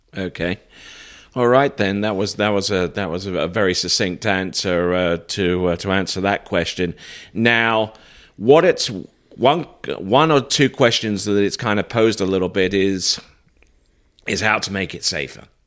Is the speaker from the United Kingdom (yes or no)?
yes; United Kingdom; moved away; I'm originally from the United Kingdom